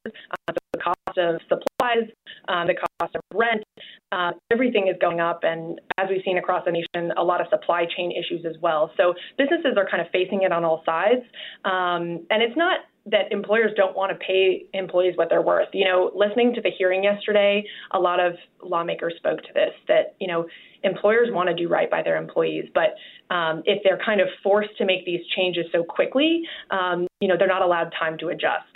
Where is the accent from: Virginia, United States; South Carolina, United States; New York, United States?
Virginia, United States; Arlington; I'm from Arlington, Virginia.